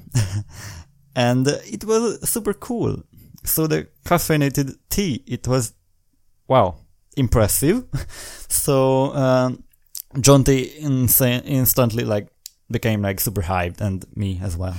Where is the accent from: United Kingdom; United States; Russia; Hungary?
Hungary; English is a second language; I'm from Hungary